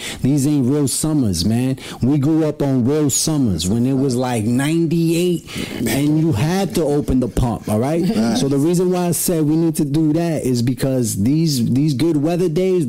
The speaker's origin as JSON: {"language": "English", "town": "New York City", "region": "New York", "country": "United States", "tie": "born or raised there", "said": "we grew up in Brooklyn."}